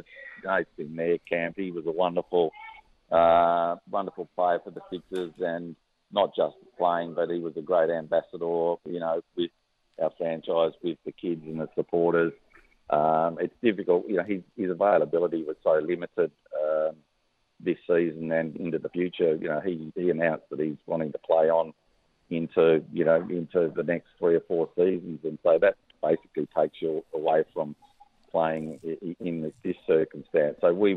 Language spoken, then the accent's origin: English; Western Australia, Australia; also born or lived in Tasmania / New South Wales; now in Victoria, Australia; I'm an Australian cricket person. So. And with great memories from, you know, four states now. Started in WA, obviously, with my home. Tasmania, 14 years of wonderful opportunity. Same in Victoria, where home is now.